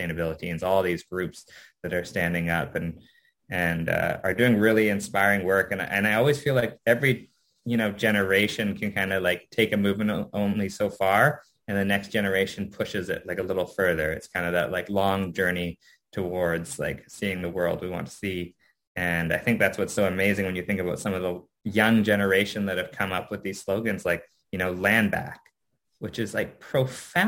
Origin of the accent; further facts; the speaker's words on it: Canada; I had been pretty ashamed of being Japanese Canadian